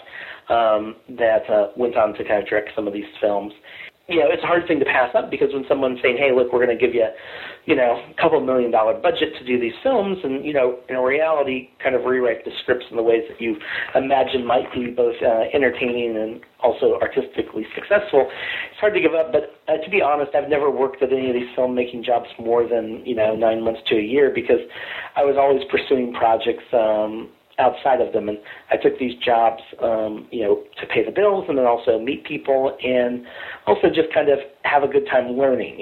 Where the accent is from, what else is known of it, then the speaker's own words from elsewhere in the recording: Kansas City, Missouri, United States; moved away as an adult; also born or lived in Los Angeles; I grew up in Kansas City, Missouri, and I came up to Los Angeles to go to school at USC.